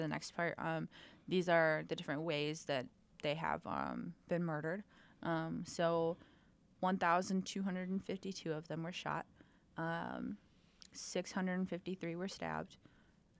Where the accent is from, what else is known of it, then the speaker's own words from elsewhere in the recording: Rockford, Illinois, United States; my hometown of Rockford